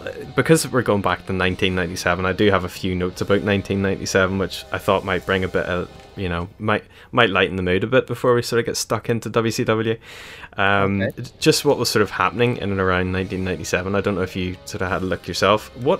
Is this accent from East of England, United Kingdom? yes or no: no; London, United Kingdom; now in Northern Ireland, United Kingdom; So I grew up in London. My family are all from, you know, Ireland. And that was the year we moved back to Northern Ireland.